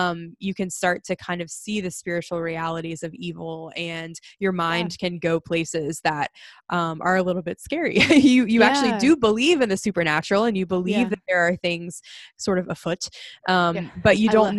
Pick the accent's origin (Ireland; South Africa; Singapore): Ireland; the two of us both being Irish.